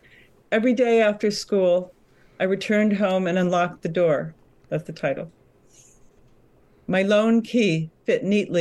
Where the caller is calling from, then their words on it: Connecticut, United States; I'm in Connecticut.